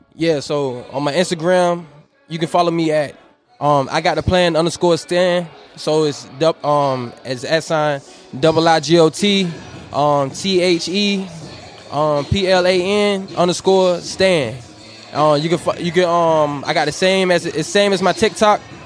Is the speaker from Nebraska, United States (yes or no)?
no; Northern Virginia, United States; I'm from Nova VA, from the 75